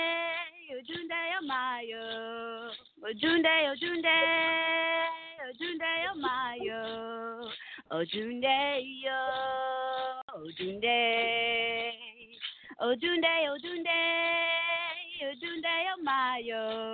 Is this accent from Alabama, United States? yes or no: no; Texas, United States; I'm from Texas here